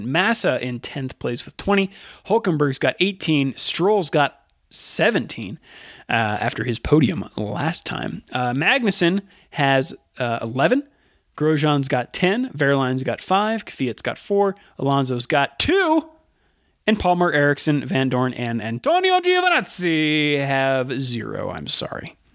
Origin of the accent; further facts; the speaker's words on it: Canada; Uh, I'm from Canada, and we get the sports, uh, Sky Sports feed